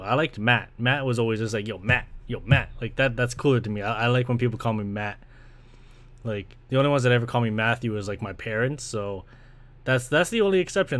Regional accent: Brampton, Ontario, Canada; moved away as an adult; now in Scarborough, Canada; I was born in Scarborough, funny enough, so I was born here back in ninety-two. And I was pretty much raised in Brampton

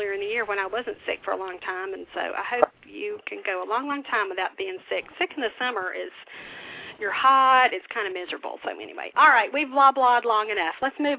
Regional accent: the South, United States; growing up in the South

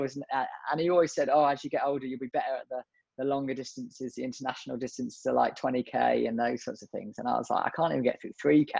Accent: just south of London, South East England, United Kingdom; now in Liverpool, United Kingdom; originally I grew up just south of London

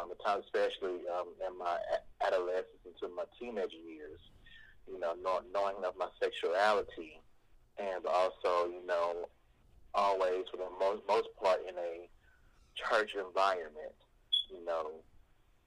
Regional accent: Osceola, Arkansas, United States; moved away as an adult; now in Little Rock, United States; I am originally from Osceola, Arkansas

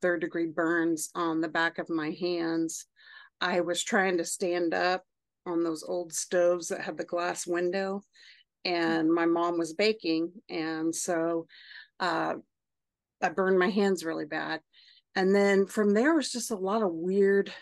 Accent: Oklahoma, United States; moved away as an adult; now in Austin, United States; I am 48 and I grew up in Oklahoma.

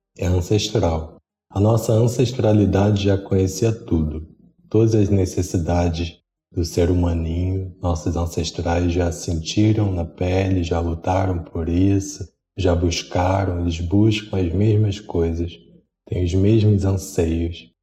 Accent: Rio de Janeiro, Brazil; sou do Rio de Janeiro

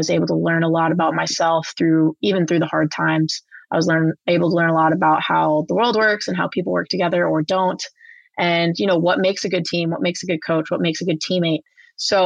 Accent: New Jersey, United States; I played super competitive club soccer growing up in New Jersey

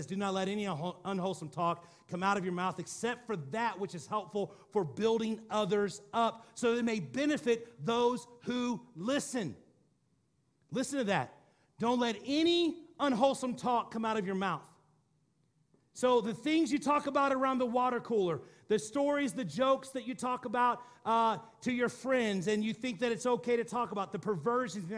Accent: Missouri, United States; I'm from Missouri

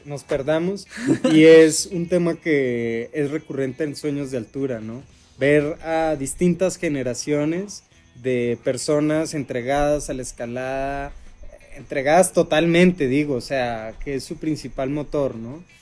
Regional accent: Mexico; que nos arraiga a nuestro país, a nuestro territorio, a, a nuestra cultura

